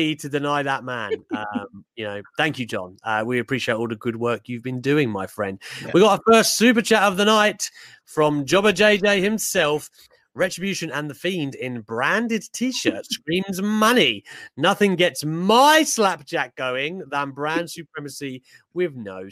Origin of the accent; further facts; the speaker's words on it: England, United Kingdom; also born or lived in Newcastle; my family are from there, although my accent doesn't help that, of course, because I'm born down south